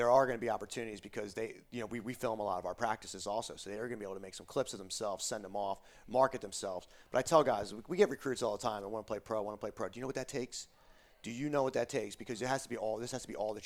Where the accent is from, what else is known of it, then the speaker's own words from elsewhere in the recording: Lansdowne, Pennsylvania, United States; moved away; I'm from Delaware County, Pennsylvania, Lansdowne, Pennsylvania. And you could walk one block up from my house is a Wawa